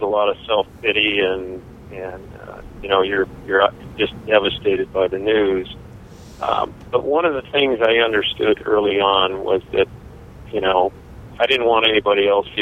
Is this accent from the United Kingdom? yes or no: no; Kalispell, Montana, United States; now in Gilbert, United States; I grew up in Kalispell